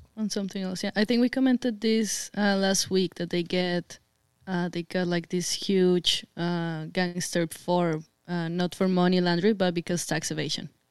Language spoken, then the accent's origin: English; Colombia; moved away; I'm Colombian. I come from Latin America